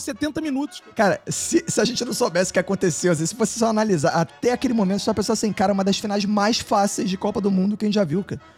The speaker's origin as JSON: {"language": "Portuguese", "country": "Brazil", "said": "eu sou brasileiro."}